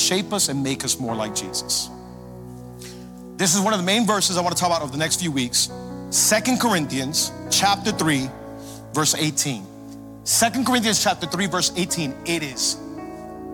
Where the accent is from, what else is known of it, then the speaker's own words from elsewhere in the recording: Hialeah, Florida, United States; I'm from Hialeah.